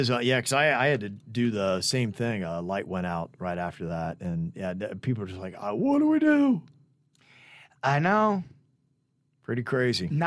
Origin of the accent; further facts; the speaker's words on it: New York, United States; I'm from New York. I had no idea something like that could actually live here.